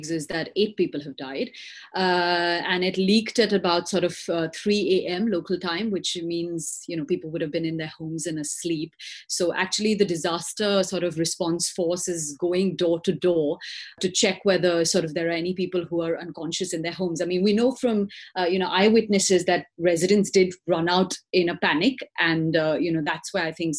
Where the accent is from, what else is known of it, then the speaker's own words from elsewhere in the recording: India; I'm an Indian national. I'm their Indian correspondent